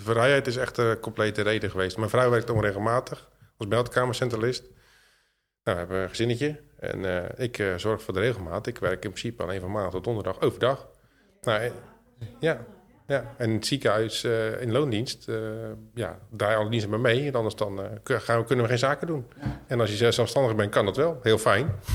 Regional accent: Zwijndrecht, South Holland, Netherlands; ik kom uit Zwijndrecht

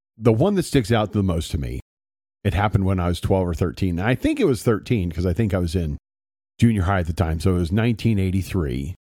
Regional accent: Circleville, Ohio, United States; I grew up in Circleville, Ohio

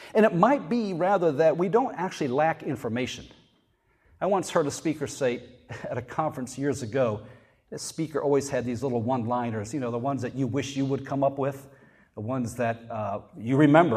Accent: North Carolina, United States; I said North Carolina.

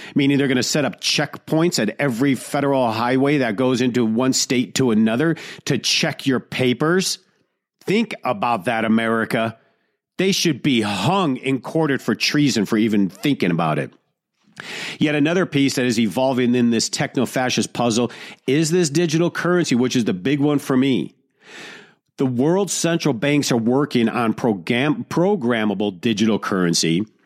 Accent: Detroit, Michigan, United States; growing up in Detroit

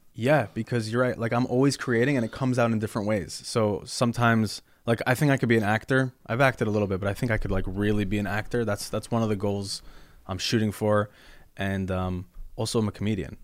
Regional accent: Morristown, New Jersey, United States; I grew up Orthodox Jewish in Morristown, New Jersey

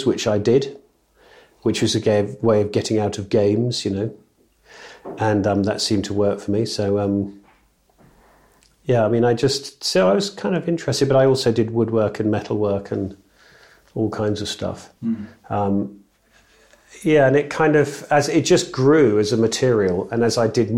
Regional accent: near Northampton, East Midlands, United Kingdom; I grew up near Northampton

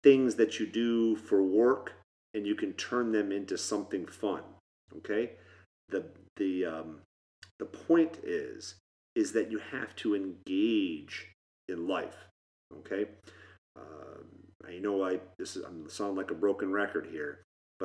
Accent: Michigan, United States; We grew up in Michigan

